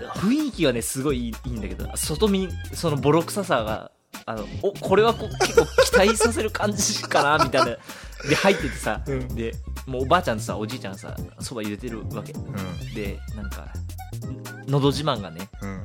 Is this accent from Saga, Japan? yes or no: no; Fukuoka, Japan; 僕福岡なんです